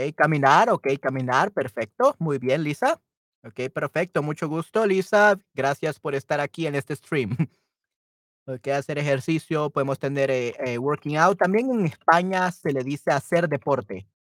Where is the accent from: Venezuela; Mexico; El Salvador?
El Salvador; Yo soy de El Salvador